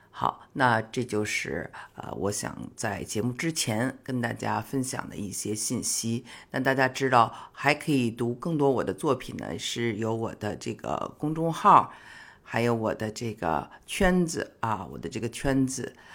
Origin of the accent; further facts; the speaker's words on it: China; 我呢，觉得可能是我们中国人经常吃草药，所以对这些东西没有太大的感觉。